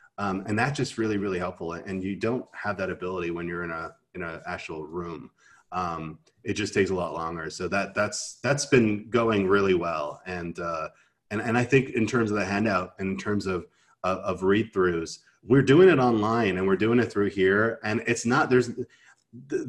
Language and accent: English; Canada; I'm Canadian